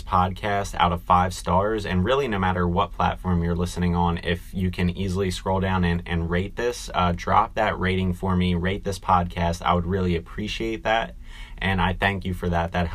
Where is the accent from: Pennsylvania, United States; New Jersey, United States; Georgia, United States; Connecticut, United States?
New Jersey, United States; Washington Township; moved away as an adult; also born or lived in Delaware; now in Philadelphia, United States; township is actually a very ambiguous term that would describe my hometown and the town that I was born and raised in and grew up